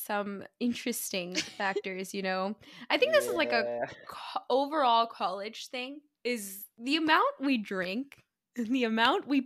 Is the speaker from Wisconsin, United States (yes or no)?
no; the Bay Area, California, United States; moved away as an adult; also born or lived in Iowa; I grew up in the Bay.